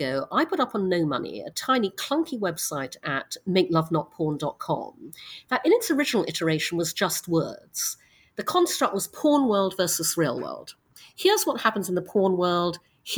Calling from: New York, United States; My pronouns are she, her, and I'm calling from Manhattan in New York.

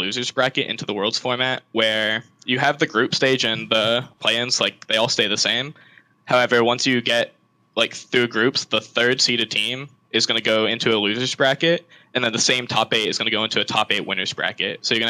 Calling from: Trumbull, Connecticut, United States; I'm calling from Trumbull, Connecticut.

